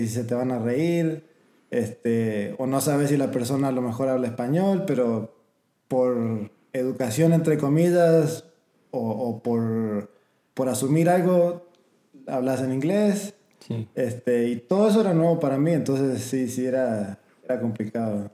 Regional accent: Argentina; moved away as an adult; also born or lived in San Antonio, Texas; now in United States; crecí en Argentina hasta los 18 años, nunca salí del país

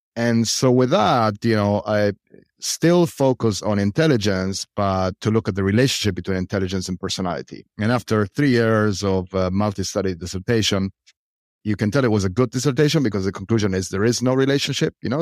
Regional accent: Argentina; I am from Argentina

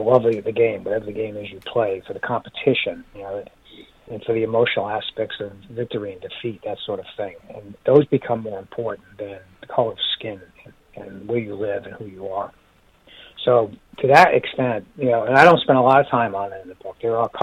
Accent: New York City, New York, United States; growing up in the Bronx

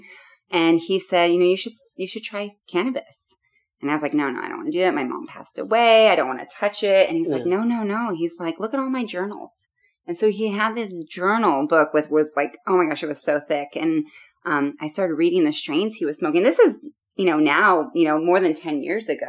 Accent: Seattle, Washington, United States; I grew up in Seattle, Washington

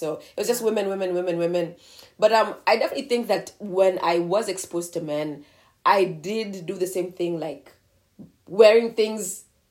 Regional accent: Nairobi, Kenya; moved away as an adult; now in United States; I'm currently a student at Princeton University. And I am from Nairobi, Kenya.

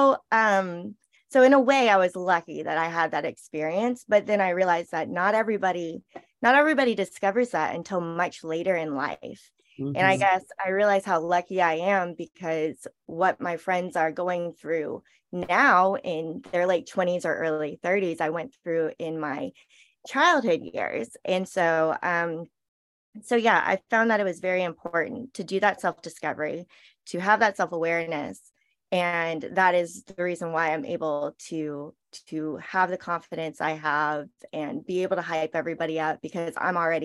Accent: Charleston, South Carolina, United States; I was born here in Charleston. I grew up in South Carolina

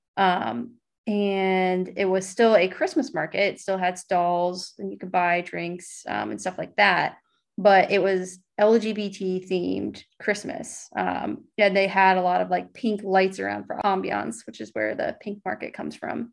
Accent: United States; the way you're used to speaking as an American

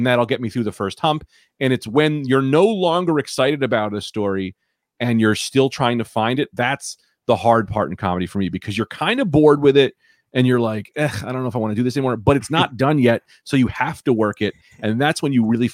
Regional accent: New Jersey, United States; I'm from Jersey.

